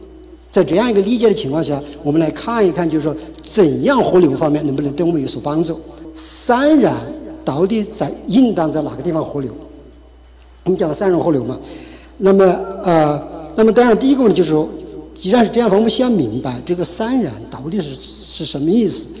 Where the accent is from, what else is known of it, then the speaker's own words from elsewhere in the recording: China; 我就是呃，我是从国内大陆来的，呃，九五年信主的